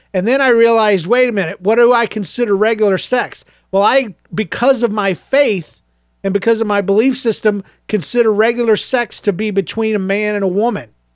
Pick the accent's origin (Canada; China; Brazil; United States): United States; Georgia; I was raised in Georgia